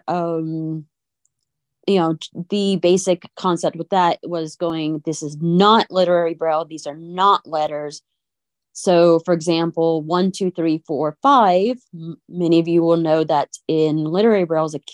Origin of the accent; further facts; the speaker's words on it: Cajun, Louisiana, United States; I spoke French as a child because I'm Cajun.